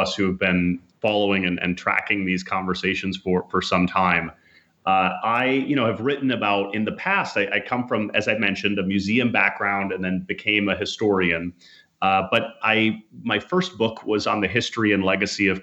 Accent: Minnesota, United States; I grew up in Minnesota

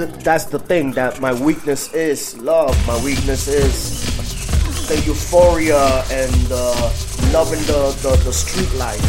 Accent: New York City, New York, United States; I was raised in Brooklyn.

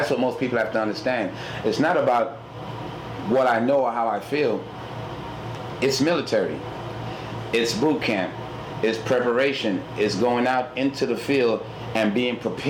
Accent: New York City, New York, United States; moved away; also born or lived in Houston, Texas; I grew up in Brooklyn, and on my way to school, going to PS 106

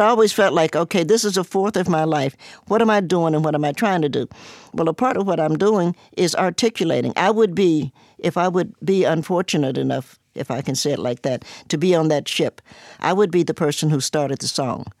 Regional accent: Cincinnati, Ohio, United States; moved away as an adult; also born or lived in Knoxville, Tennessee / New York; now in Roanoke, United States; I was born in Knoxville, Tennessee, grew up in Cincinnati, and I'm now here

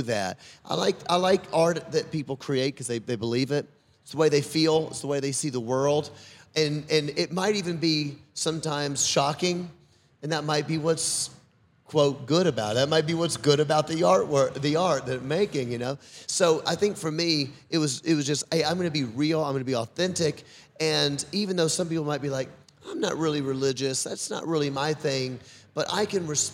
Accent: the South, United States; I'm from the South

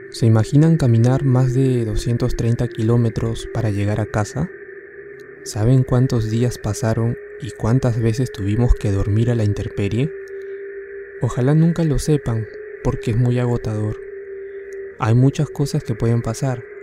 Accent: Tarma, Junín, Peru; now in Lima, Peru; Yo vengo de Tarma. Vine a la capital en noviembre del año pasado junto a mis padres y mi hermano para poder mejorar nuestra situación, ya que Lima tiene más oportunidades.

